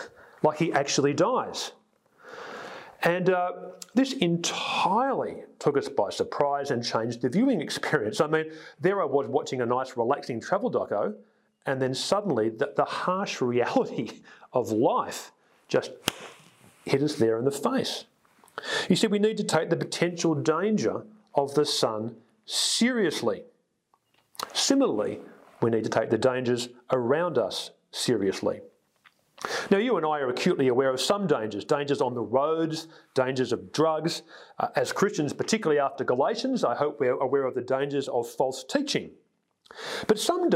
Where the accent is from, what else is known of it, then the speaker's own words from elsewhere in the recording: Sydney, New South Wales, Australia; I grew up on the North Shore in a fairly, you know, achievement-orientated environment